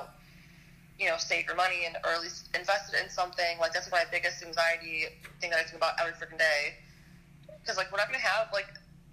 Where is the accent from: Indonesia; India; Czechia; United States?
United States; Michigan; I'm 24, and I'm from Michigan